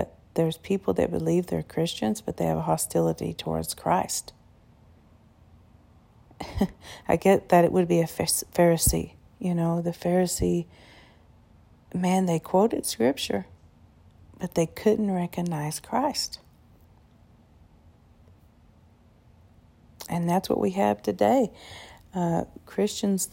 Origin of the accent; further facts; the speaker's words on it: United States; I was born and raised here in America